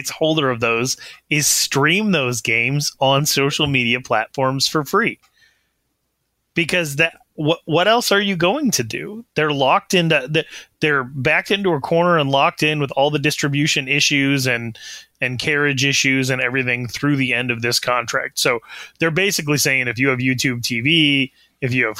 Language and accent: English; Wyoming, United States; I'm from Wyoming.